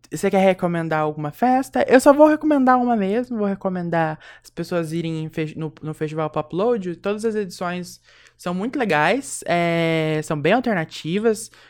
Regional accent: Brazil; accent: caipira; Eu tenho meu sotaque. Eu sou a caipira, assim.

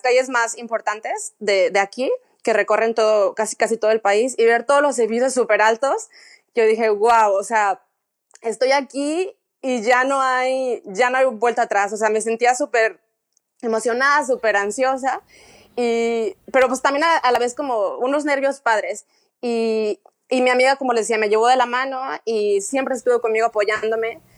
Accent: Guadalajara, Jalisco, Mexico; moved away as an adult; now in Dubai, United Arab Emirates; yo soy de Guadalajara

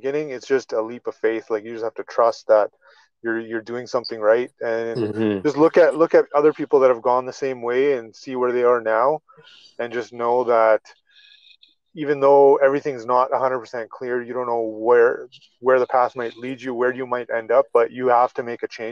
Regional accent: Calgary, Alberta, Canada; I'm from Calgary, Alberta, in Canada.

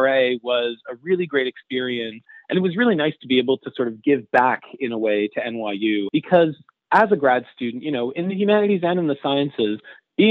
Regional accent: Montreal, Quebec, Canada; moved away as an adult; also born or lived in New York; I come from Montreal.

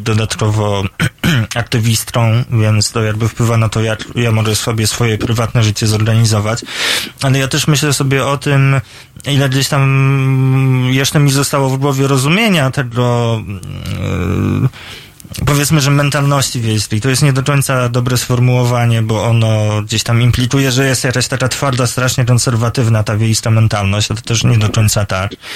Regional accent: Poland; now in Warsaw, Poland; jestem ze wsi dosyć niedużej, z takiego podgranicza Mazowsza i Lubelsztyzny

